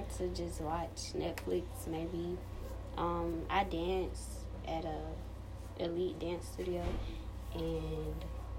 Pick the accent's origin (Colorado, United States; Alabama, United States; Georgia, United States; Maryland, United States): Alabama, United States; Phenix City; I'm from Phoenix City, Alabama, here. I've lived here my whole life.